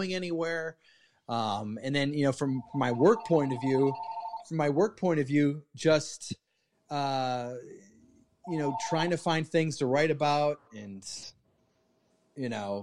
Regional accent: Milwaukee, Wisconsin, United States; born or raised there; moved away

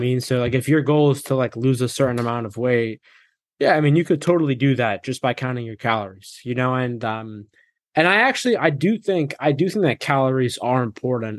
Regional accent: Massachusetts, United States; I grew up in Massachusetts

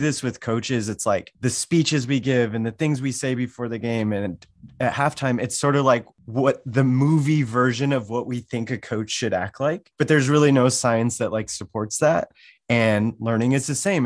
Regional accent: Wyoming, United States; also born or lived in Washington, D.C.; now in Des Moines, United States; I grew up in Wyoming

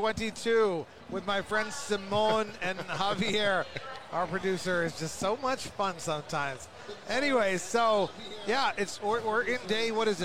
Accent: United States

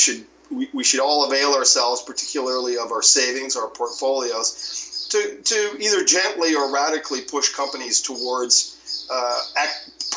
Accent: Canada; moved away as an adult; now in Mexico; I'm a Canadian, but I've lived 20 years in Mexico.

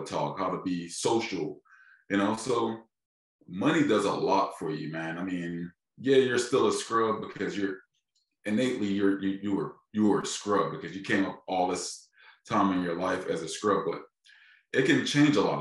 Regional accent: Philadelphia, Pennsylvania, United States; I'm from Philadelphia, just like your state, man. I'm from a major city.

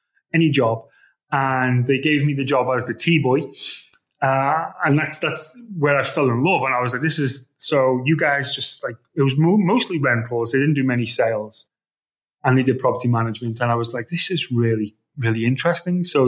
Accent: Liverpool, North West England, United Kingdom; moved away as an adult; also born or lived in Vietnam; now in Dubai, United Arab Emirates; I'm from Liverpool, right? So it's a working class area

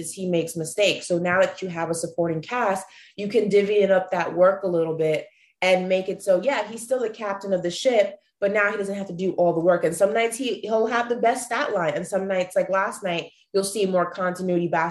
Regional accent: New York, United States; I was born and raised in New York

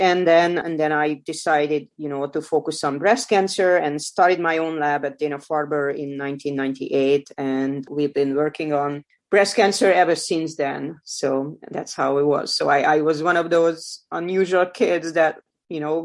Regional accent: Hungary; moved away as an adult; now in United States; I was born in Hungary. I grew up there

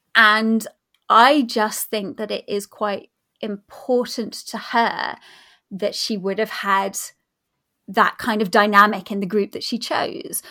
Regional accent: New Forest, South East England, United Kingdom; I grew up in the New Forest, or near the New Forest, down on the South Coast

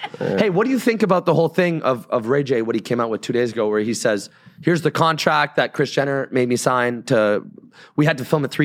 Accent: Canada; I'm Canadian.

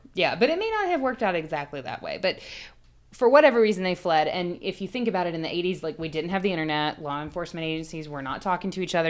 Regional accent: the South, United States; We're from the South

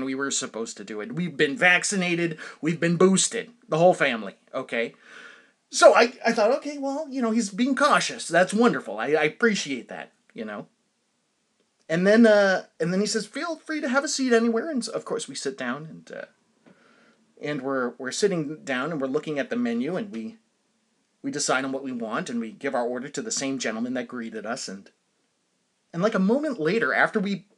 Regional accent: New Hampshire, United States; I'm from New Hampshire.

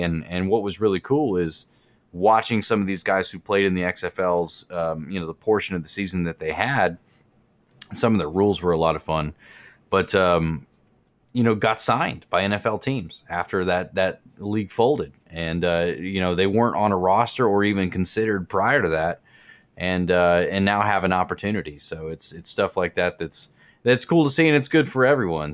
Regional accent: Kansas City, Missouri, United States; I was born in Kansas City

